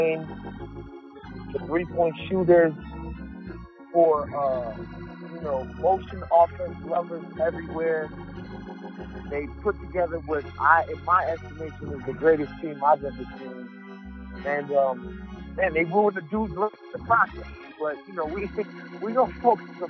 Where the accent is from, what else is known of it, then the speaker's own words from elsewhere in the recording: New York City, New York, United States; I'm from New York City. I was living in Queens when this thing first started